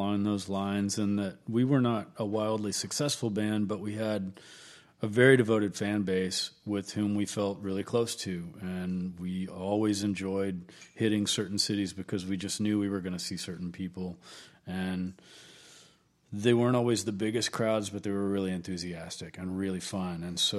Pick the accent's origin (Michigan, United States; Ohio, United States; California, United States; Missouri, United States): Missouri, United States; Kennett; now in Austin, United States; No, I'm originally from Southeast Missouri.